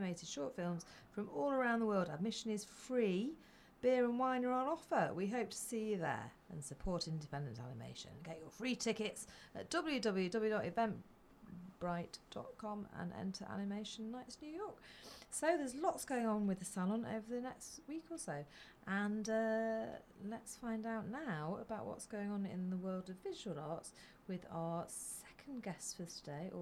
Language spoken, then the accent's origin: English; Flixton, North West England, United Kingdom; moved away; I'm from Flixton